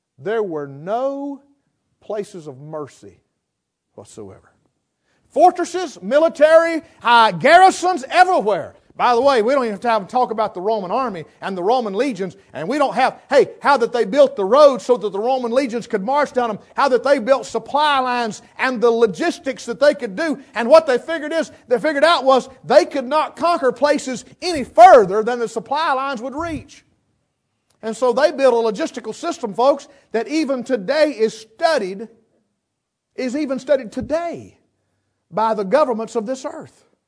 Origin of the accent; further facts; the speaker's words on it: western North Carolina, United States; I was raised here in West North Carolina